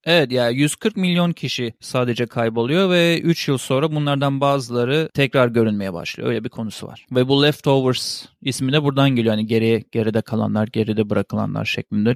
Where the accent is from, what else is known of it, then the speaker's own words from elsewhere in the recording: Turkey; bir Türk olarak